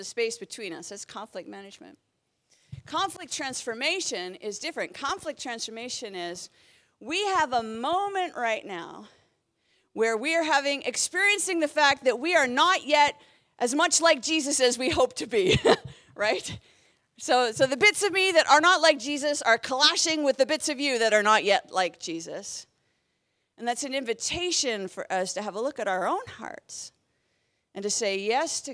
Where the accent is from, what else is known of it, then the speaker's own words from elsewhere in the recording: Canada; moved away as an adult; also born or lived in Southern England; I moved from Canada to the UK